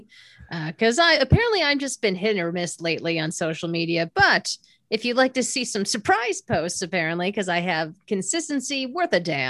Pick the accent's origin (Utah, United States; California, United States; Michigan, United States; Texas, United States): Michigan, United States; Detroit; born or raised there